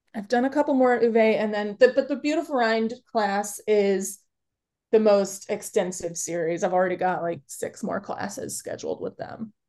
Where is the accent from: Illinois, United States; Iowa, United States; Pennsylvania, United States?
Illinois, United States; Chicago; now in Upper Michigan, United States; I'm originally from Chicago